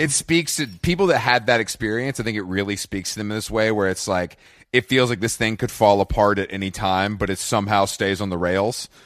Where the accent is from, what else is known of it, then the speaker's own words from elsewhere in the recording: Atlanta, Georgia, United States; moved away; also born or lived in New York; growing up in Atlanta